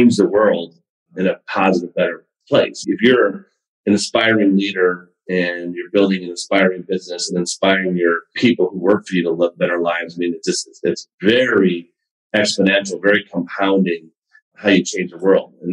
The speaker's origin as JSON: {"language": "English", "town": "Buffalo", "region": "New York", "country": "United States", "tie": "born or raised there", "also_born_or_lived": "Cleveland, Ohio / Ohio State", "said": "I was born in Cleveland. I went to high school in Buffalo, in a small town in Buffalo"}